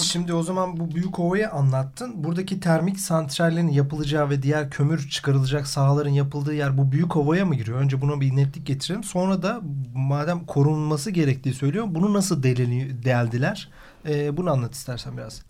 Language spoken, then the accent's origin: Turkish; Karadeniz Ereğli, Zonguldak, Turkey; Ben Çatalaz Zonguldaklıyım. Karadeniz Ereğli'yim.